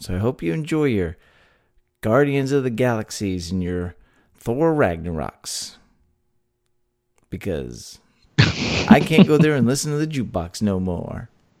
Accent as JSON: {"language": "English", "region": "Texas", "country": "United States", "tie": "born or raised there"}